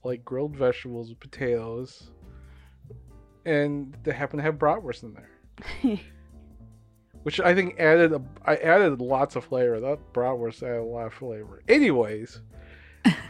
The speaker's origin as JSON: {"language": "English", "country": "Philippines", "said": "I'm Filipino."}